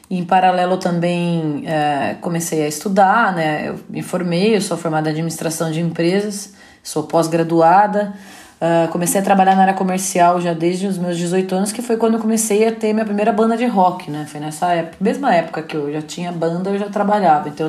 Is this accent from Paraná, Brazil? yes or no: yes; Paraná, Brazil; now in São Paulo, Brazil; Meu pai tinha uma dupla sertaneja, que eu vim do Paraná, né?